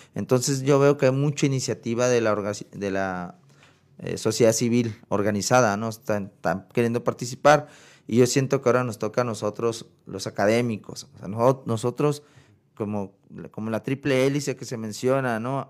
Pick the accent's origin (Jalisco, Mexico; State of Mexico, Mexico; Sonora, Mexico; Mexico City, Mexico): Sonora, Mexico; moved away as an adult; now in Chihuahua, Mexico; yo soy sonorense, o sea, vecino de ustedes